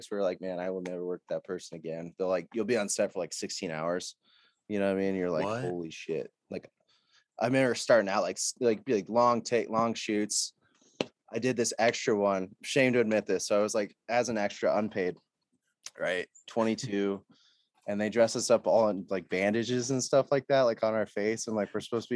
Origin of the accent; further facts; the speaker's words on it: United States; an American guy